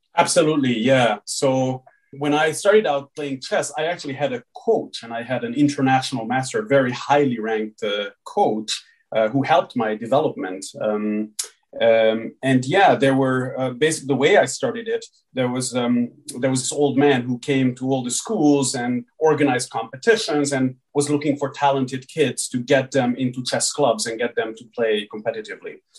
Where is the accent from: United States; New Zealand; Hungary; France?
Hungary; I was born and raised in Hungary. So I grew up uh, here